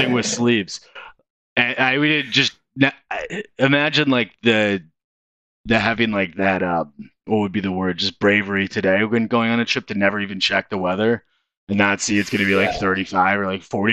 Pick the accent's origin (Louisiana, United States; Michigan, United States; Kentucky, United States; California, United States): Michigan, United States; Detroit; also born or lived in Chicago; I'm from Metro Detroit